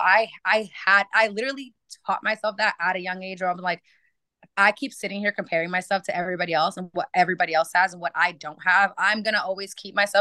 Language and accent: English; Maine, United States; I grew up in Maine, and it just wasn't as like it wasn't very diverse.